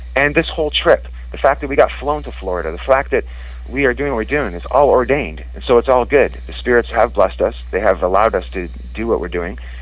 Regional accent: Scotland, United Kingdom; I was born in Scotland, and my father was a drummer in uh, a Prince of Orange

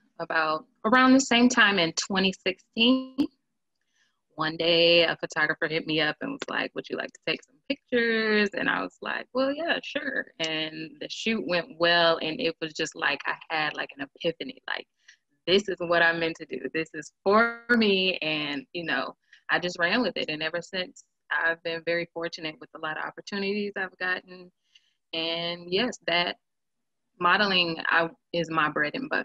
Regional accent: Milwaukee, Wisconsin, United States; also born or lived in Nebraska / Memphis; Born and raised in Milwaukee

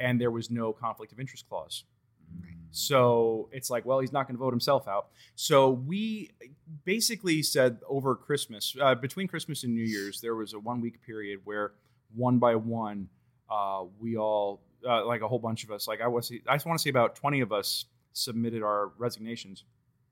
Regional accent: Washington, District of Columbia, United States; moved away

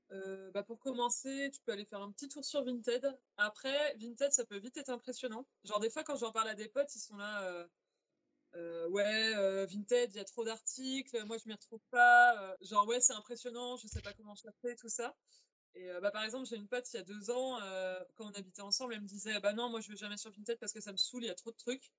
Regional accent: Angers, Pays de la Loire, France; moved away as an adult; now in Lille, France; je viens à la base d'Angers, et d'ailleurs dans une région anciennement très textile, et j'ai bougé sur l'île il y a 3-4 ans.

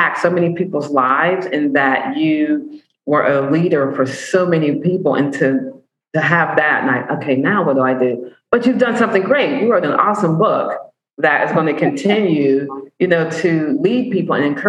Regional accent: Pittsburgh, Pennsylvania, United States; I'm from Pittsburgh.

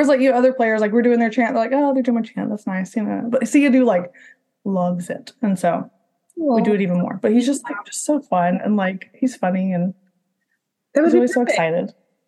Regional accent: Orlando, Florida, United States; And like, I'm from Orlando, so like, I love Florida.

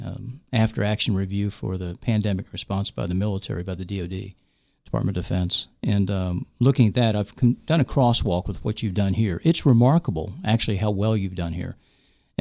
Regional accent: West Virginia, United States; moved away as an adult; also born or lived in Bethesda; I'm from West Virginia. I went to high school and I went to WVU for undergrad

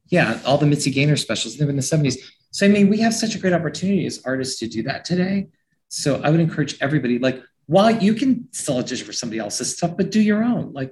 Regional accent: New York, United States; I came from New York. I thought, wow, this is crazy.

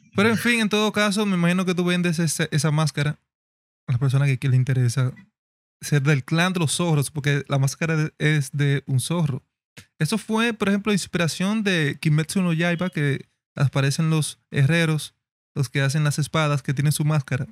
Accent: Dominican Republic; dominicanos, tenemos un mexicano que es fan del dialecto de nosotros

